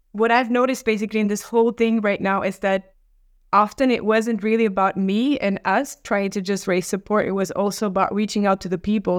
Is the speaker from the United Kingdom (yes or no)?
no; Romania; moved away; also born or lived in Norway; I come from Romania